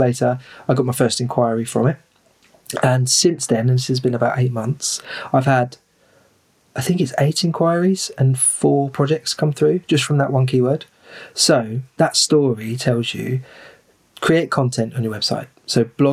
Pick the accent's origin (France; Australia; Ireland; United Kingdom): United Kingdom; Rochester, South East England; I'm from Rochester in Kent, which is the region is called Medway